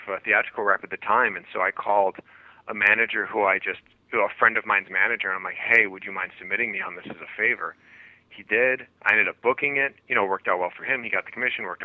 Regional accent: Wisconsin, United States; moved away; I grew up in Wisconsin. I'm a Midwest boy

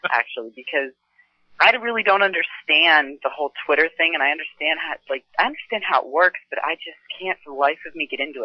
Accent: Lenhartsville, Pennsylvania, United States; I grew up in a farm in called Lenhartsville, Pennsylvania

